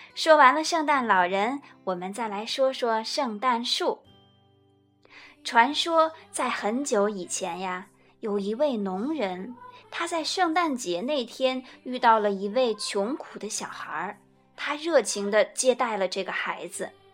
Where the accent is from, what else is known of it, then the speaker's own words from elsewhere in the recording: China; 就像我们中国人过春节吃年夜饭那样